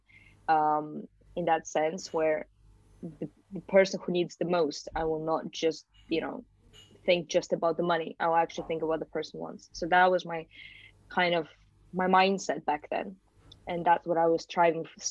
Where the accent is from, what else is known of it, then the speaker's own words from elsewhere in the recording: Malaysia; also born or lived in Kazakhstan; now in United Kingdom; I moved to Malaysia when I was just like 7 or 8 years old. So I actually went to British International School then and finished my school in Malaysia.